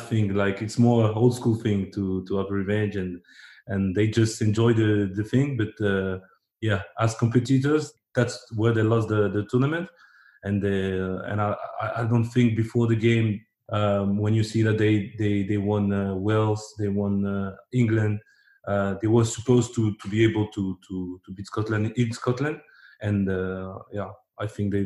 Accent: Agde, Occitania, France; English is a second language; also born or lived in Democratic Republic of the Congo; when I arrived in France, I was only three. But I grew up in this atmosphere

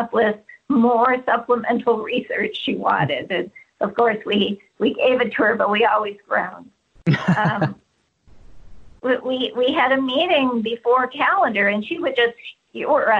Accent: California, United States; moved away as an adult; also born or lived in Washington, D.C.; as a Californian

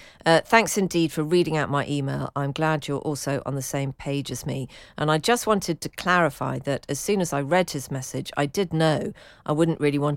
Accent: London, United Kingdom; one being he's a Scouser and I'm from London.

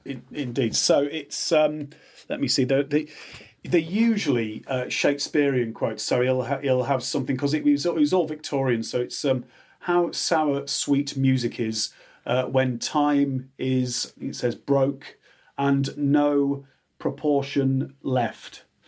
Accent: Yorkshire Dales, Yorkshire and the Humber, United Kingdom; I'm from Midland in the Dales, the Yorkshire Dales

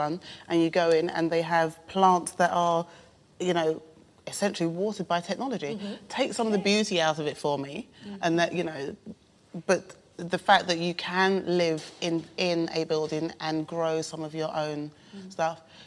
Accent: London, United Kingdom; I grew up in London

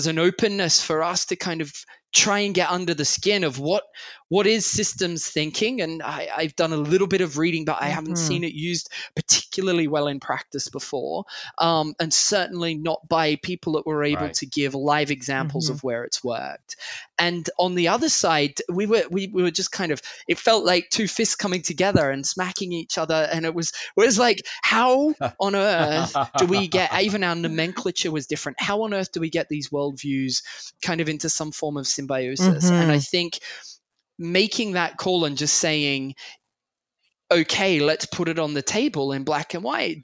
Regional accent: Australia; also born or lived in Sydney; I'm Australian by birth.

